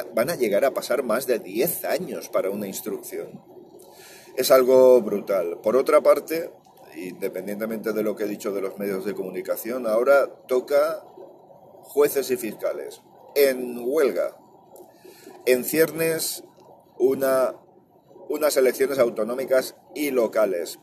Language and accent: Spanish; Valencia, Valencian Community, Spain; Yo soy valenciano.